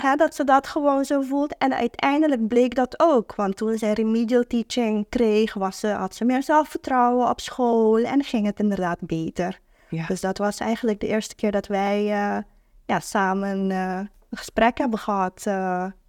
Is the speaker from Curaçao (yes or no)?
yes; Curaçao; now in Netherlands; ik kom uit Curaçao